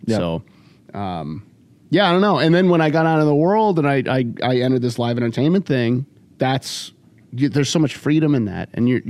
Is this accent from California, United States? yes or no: yes; California, United States; now in Chicago, United States; I'm from California originally.